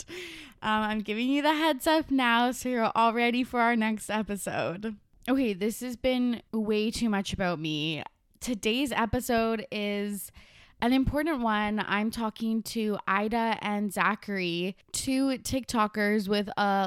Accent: Canada; every single city is a small town. Like even our biggest ones

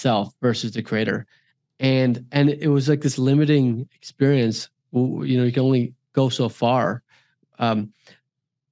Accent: Silicon Valley, California, United States; also born or lived in Hawaii; Silicon Valley, which is where I'm from, where actually I was born in Hawaii, but I spent many years in Silicon Valley with my childhood with my father's company.

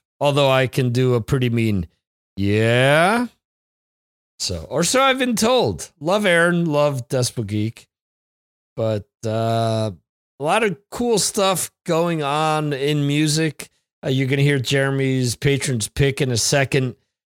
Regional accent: Northeast, United States; I'm from the Northeast, man. It gets colder there, gets hotter there.

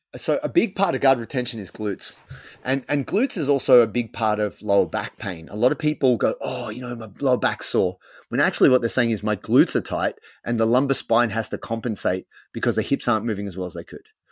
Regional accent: Sydney, New South Wales, Australia; moved away as an adult; now in Melbourne, Australia; I'm from Sydney originally. I grew up in Sydney

